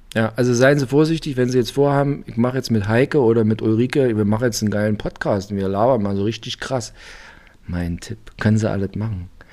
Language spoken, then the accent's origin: German; Germany; bin aus der DDR